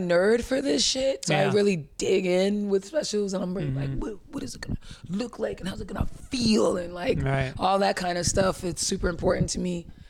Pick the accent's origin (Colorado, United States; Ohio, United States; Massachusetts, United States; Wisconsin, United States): Massachusetts, United States; Boston; I'm from Dorchester.